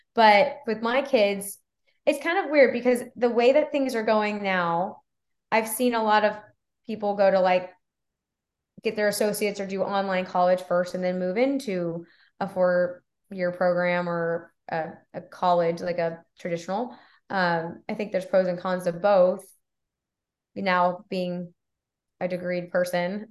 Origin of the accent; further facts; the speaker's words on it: Texas, United States; moved away as an adult; also born or lived in Florida; I'm from Texas